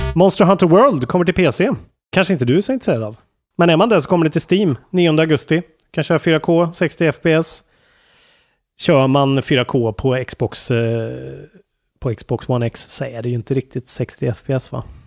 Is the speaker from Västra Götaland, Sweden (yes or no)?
no; Karlstad, Värmland, Sweden; Karlstad, där jag är ifrån